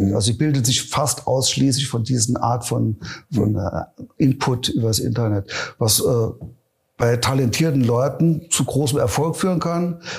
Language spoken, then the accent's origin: German; Neunkirchen, Saarland, Germany; born there; ich bin gebürtiger Neunkirche, also allein in Neunkirchen gab's 15 Locations, wo man spielen konnte.